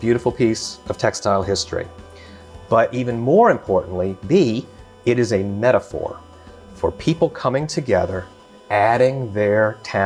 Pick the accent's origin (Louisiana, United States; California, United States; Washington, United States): Louisiana, United States; Baton Rouge; I grew up in Baton Rouge, Louisiana